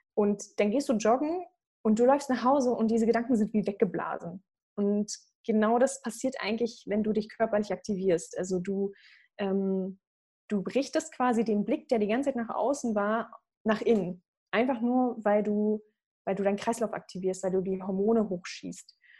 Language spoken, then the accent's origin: German; Berlin, Germany; also born or lived in Croatia; Berlin angenommen worden, meiner Heimatstadt auch